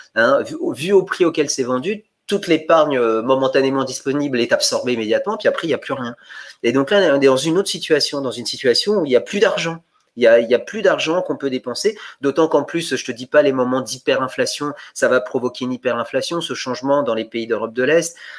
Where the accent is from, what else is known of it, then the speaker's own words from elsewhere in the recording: Bulgaria; moved away; je suis né en Bulgarie.